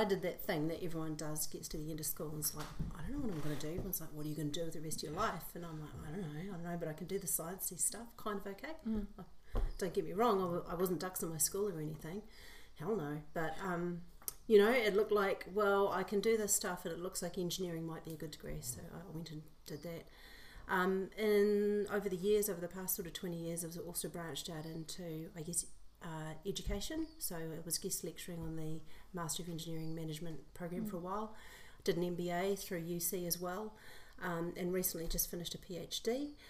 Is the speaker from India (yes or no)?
no; Port Moresby, National Capital District, Papua New Guinea; moved away; also born or lived in New Zealand; So I'm New Zealand born, but I spent the first part of my life growing up in Port Moresby, Papua New Guinea.